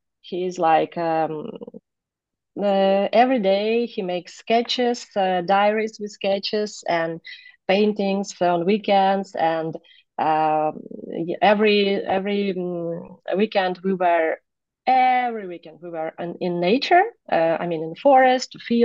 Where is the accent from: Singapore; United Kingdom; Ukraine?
Ukraine; Kyiv; I was born and raised in Kiev, which is main city